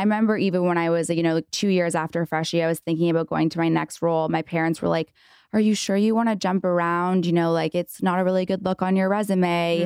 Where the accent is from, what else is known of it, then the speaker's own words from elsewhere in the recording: Canada; now in United States; I'm from Canada.